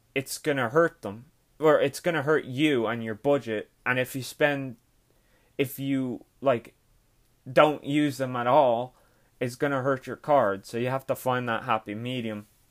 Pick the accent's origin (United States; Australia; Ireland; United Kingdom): Ireland; I'm Irish.